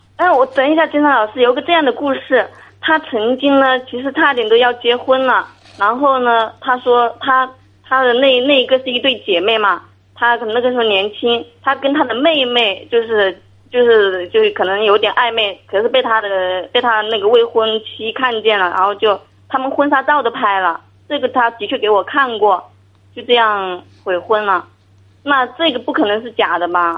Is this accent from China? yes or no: yes; Hunan, China; 我这边是湖南的